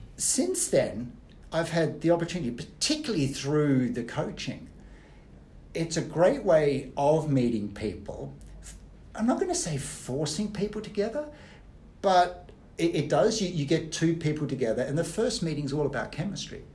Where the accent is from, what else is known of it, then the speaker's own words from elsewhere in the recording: Australia; moved away; I grew up in Australia. My parents are Austrian.